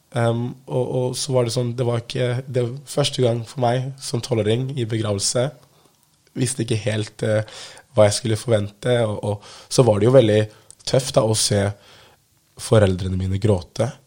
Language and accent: Norwegian; Oslo, Norway; jeg er fra Holmlia, som er en bydel i Oslo